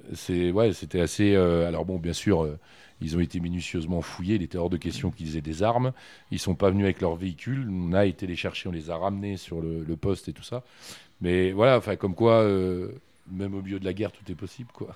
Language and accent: French; Issoudun, Centre-Val de Loire, France; moved away as an adult; also born or lived in Bourgoin; now in Châteauroux, France; je suis né à Issoudun. Et euh, j'ai joué, euh, j'ai joué longuement euh, aux SAI